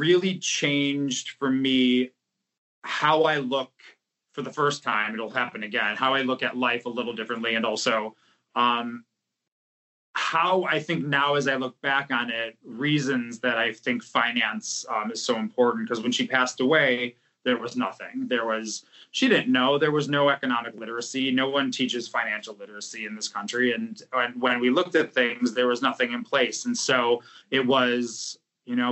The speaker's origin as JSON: {"language": "English", "town": "Buffalo", "region": "New York", "country": "United States", "tie": "born or raised there", "also_born_or_lived": "Depew, New York / West Lafayette, Indiana", "moved": "as an adult", "lives_now": "New York City, United States", "said": "I grew up in Buffalo, New York, where snow was invented"}